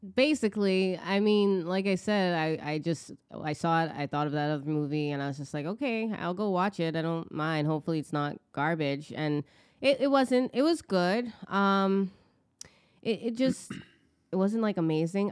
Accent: United States; as an American being and like here in this country too

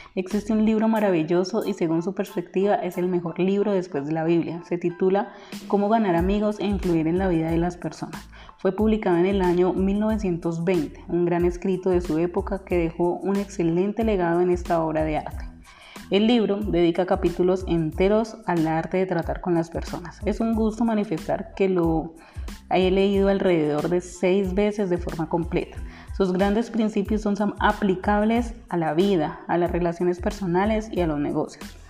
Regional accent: Popayán, Cauca, Colombia; also born or lived in Cali; decidí salir de Cali y devolverme a la ciudad natal a mi ciudad natal, Popayán

